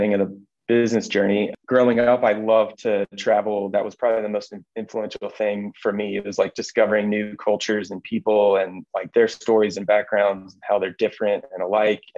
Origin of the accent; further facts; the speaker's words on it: Nashville, Tennessee, United States; moved away as an adult; now in Denver, United States; I grew up in Nashville, Tennessee, originally, and we've lived here in Colorado about 8 years